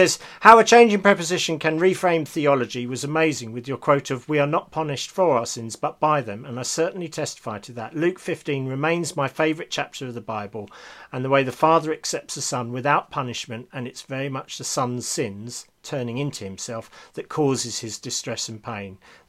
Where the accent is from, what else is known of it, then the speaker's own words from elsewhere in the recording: Scotland, United Kingdom; and I say this as a Scottish Presbyterian.